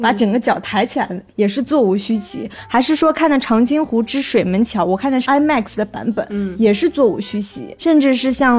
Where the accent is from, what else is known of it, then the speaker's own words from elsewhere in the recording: Nantong, Jiangsu, China; 江苏南通，就算是一个三线城市，对吧？